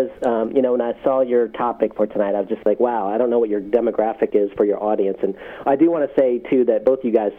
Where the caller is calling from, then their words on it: Richmond, Virginia, United States; I'm actually calling from Richmond, Virginia